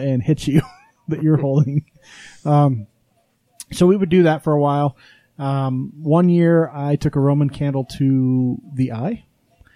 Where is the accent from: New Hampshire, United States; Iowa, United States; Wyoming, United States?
Wyoming, United States; now in Utah, United States; I grew up in Wyoming